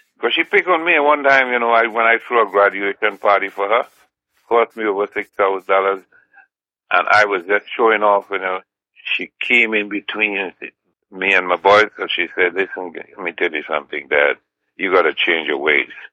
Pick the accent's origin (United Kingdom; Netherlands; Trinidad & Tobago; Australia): Trinidad & Tobago; also born or lived in Grand Roy, Grenada; now in United States; At eight months old, my family migrated to Trinidad and Tobago